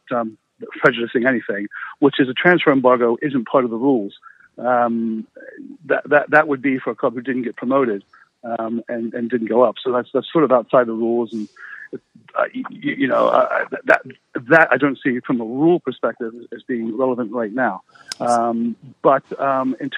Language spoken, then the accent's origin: English; United States; moved away as an adult; now in United Kingdom; being an American